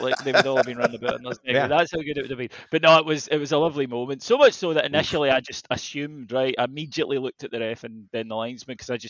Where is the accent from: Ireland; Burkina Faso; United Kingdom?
United Kingdom; I'm British